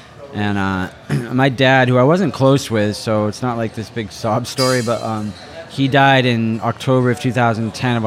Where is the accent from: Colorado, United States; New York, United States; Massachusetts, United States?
Massachusetts, United States; Falmouth; moved away as an adult; also born or lived in Hawaii; now in Miami, United States; I grew up in Falmouth, Massachusetts, which is in Cape Cod